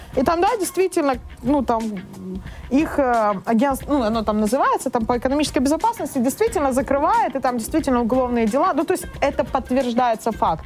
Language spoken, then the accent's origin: Russian; Chornomorsk, Odesa Oblast, Ukraine; moved away; Я сама лимита из Черноморска.